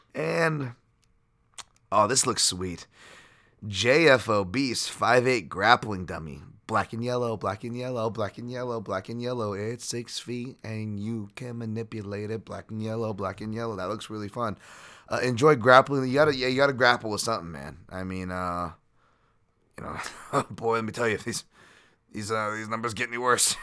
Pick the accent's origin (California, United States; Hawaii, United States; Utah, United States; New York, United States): Hawaii, United States; being from Hawaii